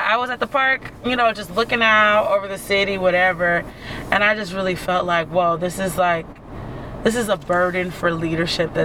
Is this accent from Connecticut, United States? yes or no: yes; Connecticut, United States; moved away as an adult; now in Richmond, United States; I'm from Connecticut originally. I've lived in Richmond for about 8 years